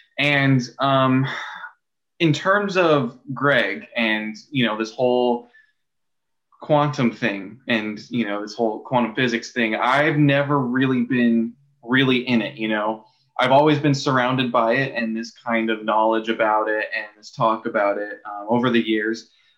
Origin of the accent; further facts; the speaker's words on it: California, United States; now in Oregon, United States; I come here to Oregon from Southern California